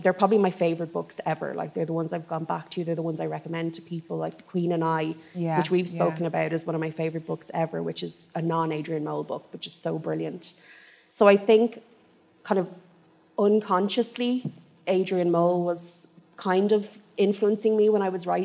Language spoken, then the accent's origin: English; Kildare, Leinster, Ireland; moved away as an adult; also born or lived in Dublin; I'm from Kildare, which now, because the world is getting smaller, is almost a suburb of Dublin